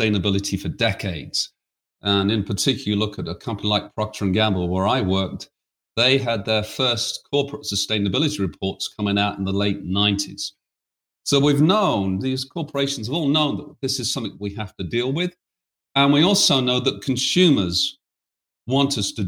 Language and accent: English; United Kingdom; accent: British; now in United States; as you can tell from my accent, I'm a Brit.